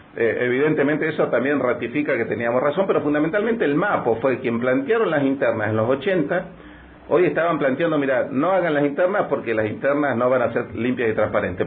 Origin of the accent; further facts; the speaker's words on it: Neuquén, Argentina; miles de neuquinos que somos